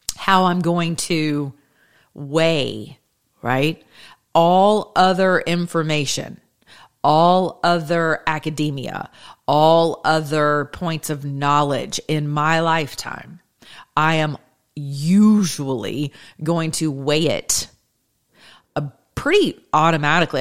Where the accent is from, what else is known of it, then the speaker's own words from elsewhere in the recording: United States; I'm American